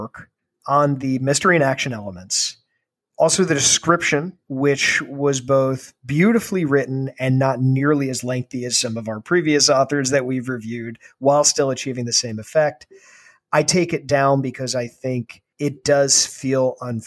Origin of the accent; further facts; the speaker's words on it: Ireland; as an Irishman